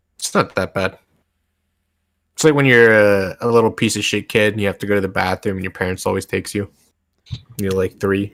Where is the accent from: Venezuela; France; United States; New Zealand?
United States; Northern Virginia; I was raised in Northern Virginia